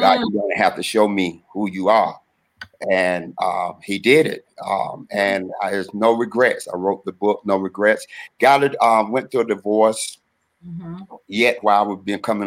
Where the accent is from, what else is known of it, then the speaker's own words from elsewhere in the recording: Durham, North Carolina, United States; I'm originally from North Carolina, Durham, North Carolina, born in Durham, raised in Durham